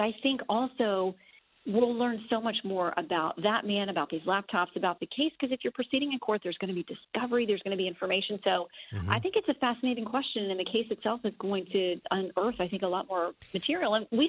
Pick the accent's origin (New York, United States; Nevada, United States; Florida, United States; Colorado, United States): Florida, United States; Tallahassee; I grew up in Tallahassee.